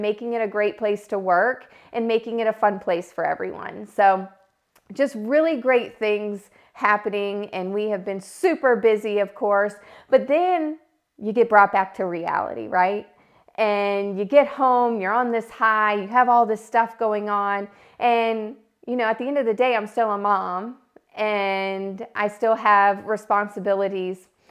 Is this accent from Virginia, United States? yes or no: yes; South Boston, Virginia, United States